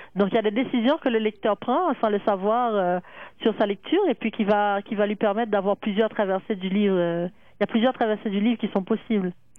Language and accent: French; Haiti; je suis née en Haïti